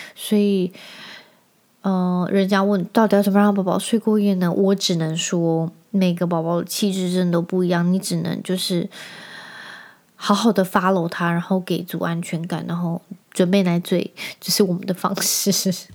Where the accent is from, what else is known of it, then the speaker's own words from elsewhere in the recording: Penghu County, Taiwan; 因为我在澎湖长大